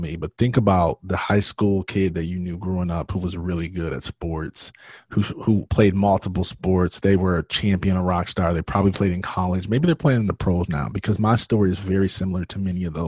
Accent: Michigan, United States; now in Georgia, United States; I live in Georgia now. I am from Michigan

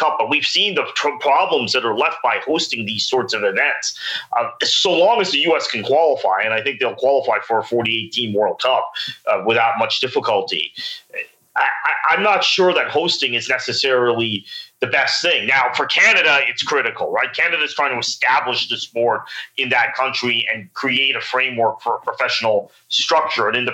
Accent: United States; as an American

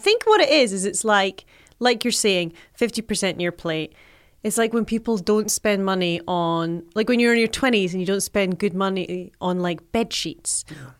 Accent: Philippines; I'm Filipino. I should be able to cook rice. It's in my blood.

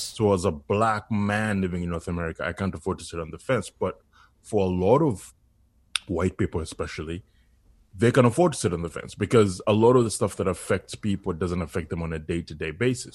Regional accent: Uganda; now in Canada; I was born in Uganda. So for me as an immigrant

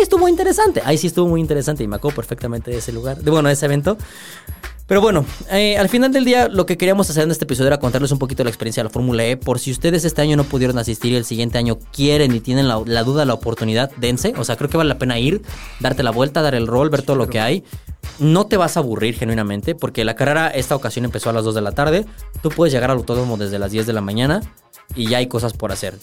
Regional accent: Mexico; como mexicano

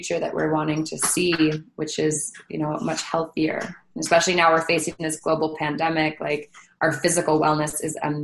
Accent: Hawaii, United States; now in California, United States; I'm from Hawaii, I live in California.

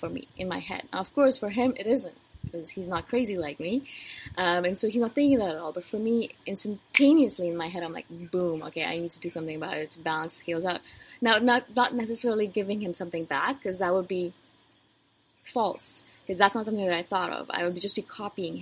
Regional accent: India; moved away; as an Indian-born female?

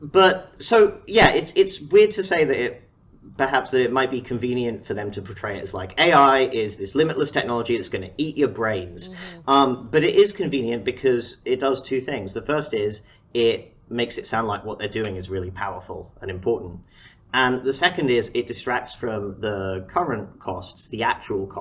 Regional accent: Harrow, London, United Kingdom; moved away as an adult; now in Seattle, United States; I'm from Harrow

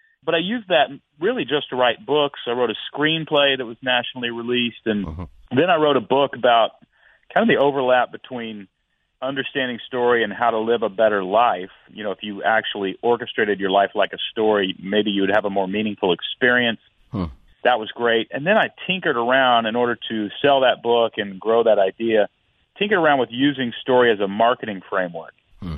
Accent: Houston, Texas, United States; also born or lived in Portland, Oregon; now in Nashville, United States; I was born in Texas.

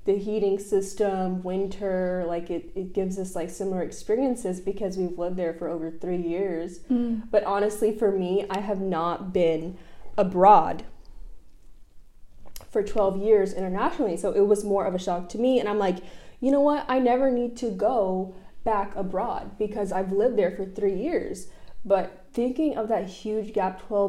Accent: Dallas, Texas, United States; we're from Dallas, Texas, coming here in Spain

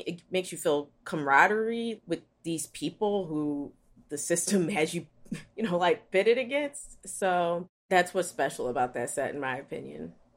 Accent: Philadelphia, Pennsylvania, United States; I am from West Philly.

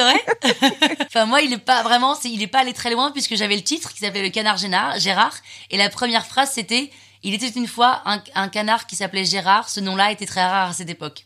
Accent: Saint-Cloud, Île-de-France, France; also born or lived in London / Nantes; now in Paris, France; Je suis née à Londres, j'ai vécu 8 ans à Londres. Et puis ensuite, on est arrivé à Saint-Cloud, euh, pendant, à Paris pendant six mois, et puis après on est arrivé à Saint-Cloud

